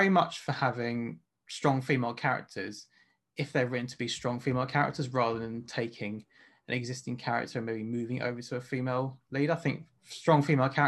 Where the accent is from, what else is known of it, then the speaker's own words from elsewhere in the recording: Berkshire, South East England, United Kingdom; I wasn't brought up East London. I was brought up outside in Berkshire